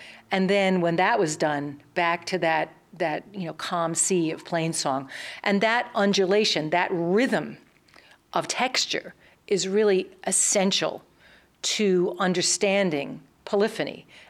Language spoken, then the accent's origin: English; New York, United States; We're from New York. We started in New York and all sang in other kinds of Renaissance and early music groups.